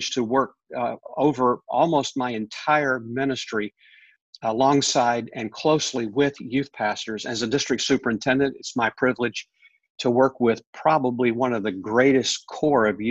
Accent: Pennsylvania, United States; I grew up there from my teenage years. I grew up in a church in Pennsylvania.

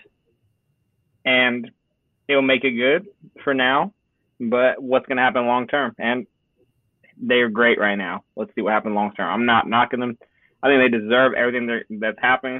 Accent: Phoenix, Arizona, United States; also born or lived in Los Angeles, California; I am from Los Angeles. I happen to reside in Phoenix, Arizona for majority of my life.

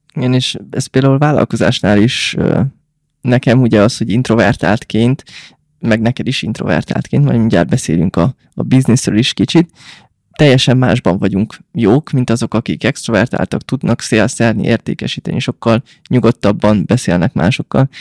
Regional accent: Hungary; nekünk, mint magyarok

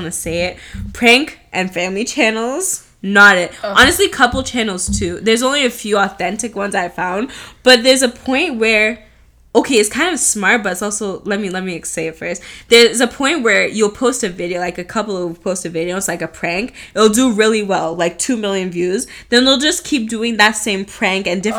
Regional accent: Nigeria; I'm so Nigerian.

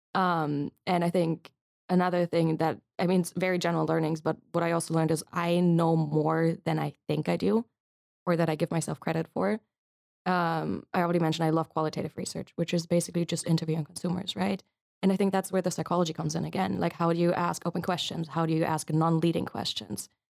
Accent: Munich, Bavaria, Germany; moved away as an adult; also born or lived in United States; now in Leiden, Netherlands; I'm from Germany originally, from Munich.

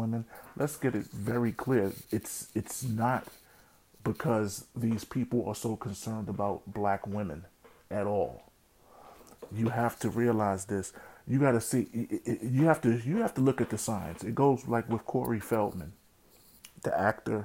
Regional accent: New York City, New York, United States; when I was growing up in the Bronx

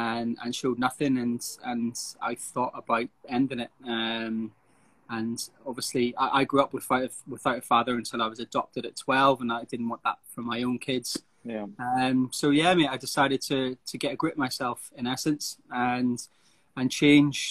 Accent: Northern Ireland, United Kingdom; moved away as an adult; I'm from Northern Ireland originally

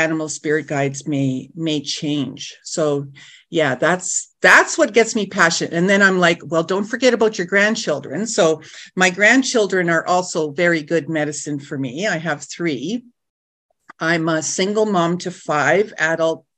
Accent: Nipigon, Ontario, Canada; I'm from the Red Rock Indian Band, which is just outside of Nipigon, outside of Thunder Bay, if you're familiar with that area. So northwestern Ontario.

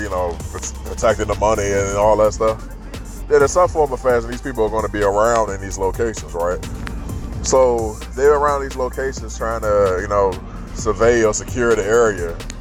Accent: United States; as an American

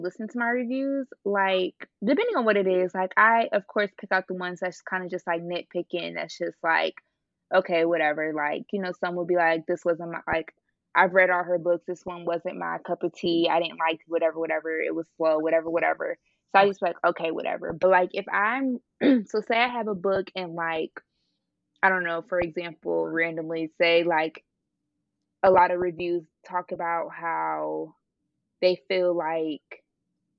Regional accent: Cleveland, Ohio, United States; I'm from Ohio, like, Cleveland area

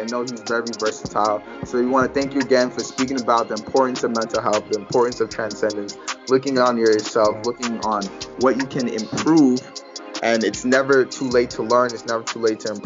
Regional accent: New York, United States; I'm from New York, you know, so we grew up different

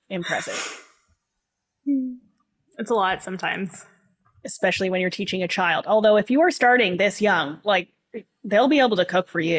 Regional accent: Tiny, Ontario, Canada; born there; also born or lived in Coldwater / Owen Sound; so I was I was born in Tiny. I lived in a place called Coldwater. Yes, these are real places.

